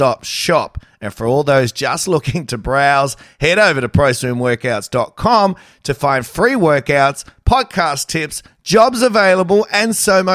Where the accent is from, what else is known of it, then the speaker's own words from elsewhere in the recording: New South Wales, Australia; I'm from New South Wales